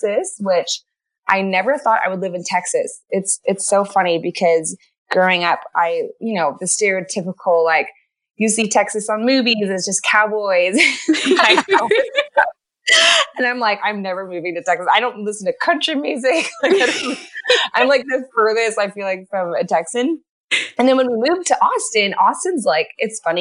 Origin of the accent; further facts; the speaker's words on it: Canada; moved away as an adult; also born or lived in California; I'm from Canada. I'm not actually American. I'm married American. So I grew up in a Christian home up in Canada